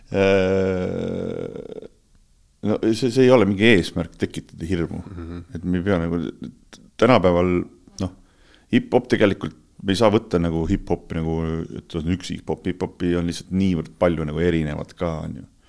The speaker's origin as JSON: {"language": "Estonian", "country": "Estonia", "said": "me oleme eestlased"}